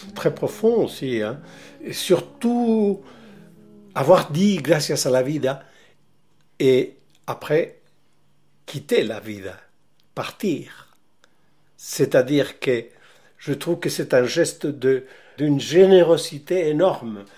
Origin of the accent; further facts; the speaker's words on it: Valparaíso, Chile; moved away as an adult; also born or lived in Mexico; now in Paris, France; je suis né à Valparaiso, au Chili, en 1943